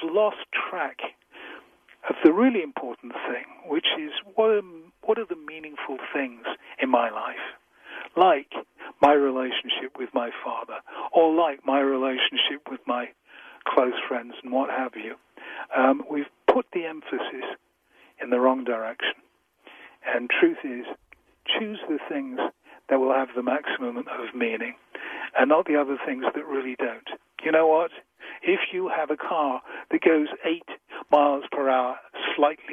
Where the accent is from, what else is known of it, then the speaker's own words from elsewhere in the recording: England, United Kingdom; I'm so English